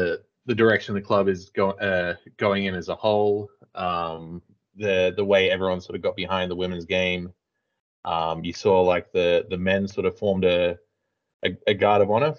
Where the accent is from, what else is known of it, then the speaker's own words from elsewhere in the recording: Taree, New South Wales, Australia; So I'm from Taree